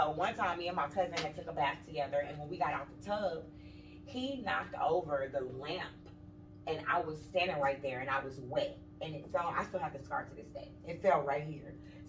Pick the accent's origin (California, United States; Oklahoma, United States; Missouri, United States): Missouri, United States; St. Louis; moved away as an adult; also born or lived in Madison, Illinois; But then my mom moved, so we moved to St. Louis, over across the bridge, basically.